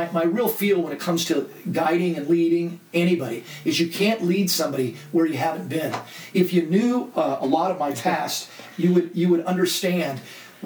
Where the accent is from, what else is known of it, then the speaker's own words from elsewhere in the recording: Laguna Beach, California, United States; I grew up in Laguna Beach, an art colony